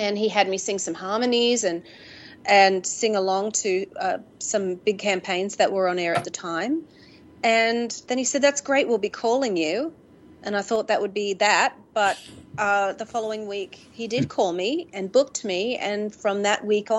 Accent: Mackay, Queensland, Australia; moved away as an adult; also born or lived in Brisbane, Australia; I had moved from my hometown of Mackay to Brisbane in Australia

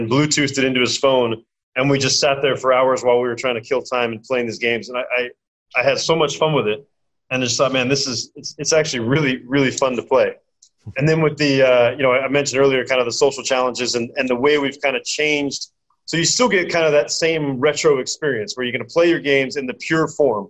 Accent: United States; I'm American, and I grew up on a Commodore 64

